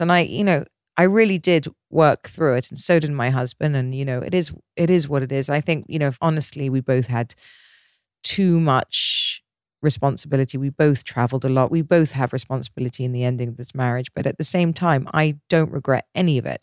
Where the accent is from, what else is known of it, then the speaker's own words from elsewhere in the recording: Dorset, South West England, United Kingdom; now in Dubai, United Arab Emirates; I grew up in Dorset in the middle of nowhere.